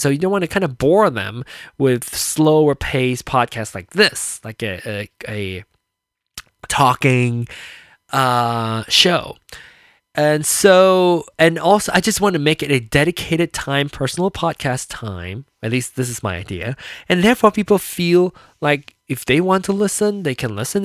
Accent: Malaysia; now in United States; I was born in Malaysia. And, um, and then came over here to America and lived here ever after

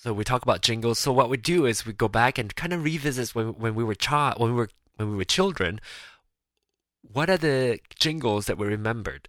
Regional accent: Penang, Malaysia; moved away; locally in, in Penang, which is my hometown, we call it Hokkien

